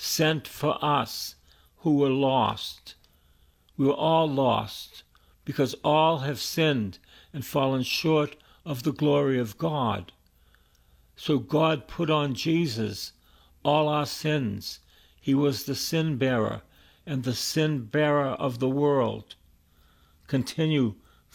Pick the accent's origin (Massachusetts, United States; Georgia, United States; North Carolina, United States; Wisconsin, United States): Massachusetts, United States; Boston; I was born in East Boston, and all my friends died of drug addiction and alcohol